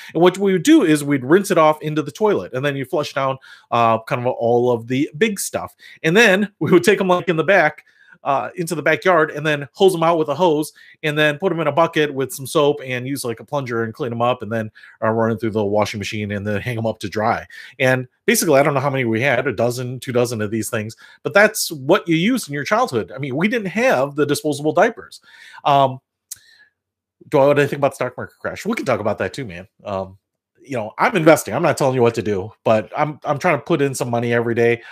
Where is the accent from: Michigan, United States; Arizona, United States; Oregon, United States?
Michigan, United States; Detroit; now in Illinois, United States; I'm originally from Detroit, so here in the Midwest